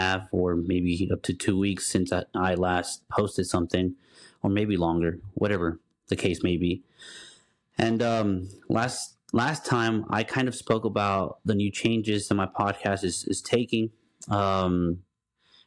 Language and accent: English; Dallas, Texas, United States; also born or lived in Houston, Texas; I'm from Dallas, but once I married my wife, I moved down to Houston